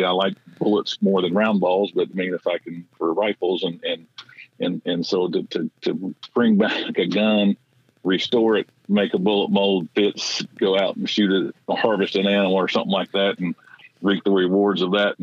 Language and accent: English; Tennessee, United States; I am from Tennessee